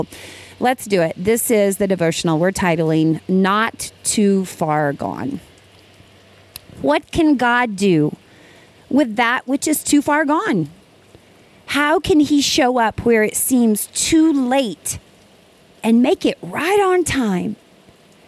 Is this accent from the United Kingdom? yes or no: no; Ava, Missouri, United States; Ava, Missouri is my hometown. I am sitting across the road from the elementary school where I went to school